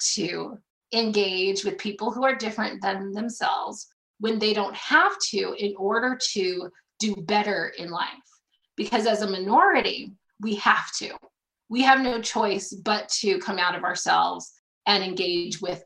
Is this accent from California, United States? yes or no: yes; Ventura County, California, United States; I grew up in Ventura County, California.